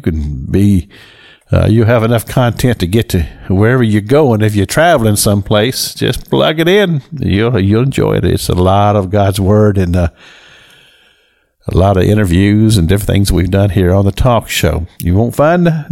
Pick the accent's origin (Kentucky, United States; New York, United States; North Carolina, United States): Kentucky, United States; I am from Kentucky